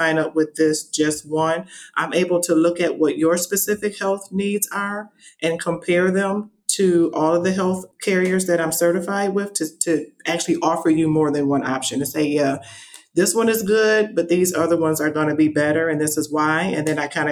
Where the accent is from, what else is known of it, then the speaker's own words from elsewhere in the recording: Michigan, United States; moved away as an adult; now in Las Vegas, United States; Originally, I am from Michigan, so I'm a Michigan native